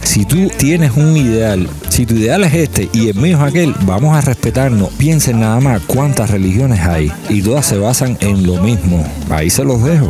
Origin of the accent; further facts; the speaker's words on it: Cuba; somos cubanos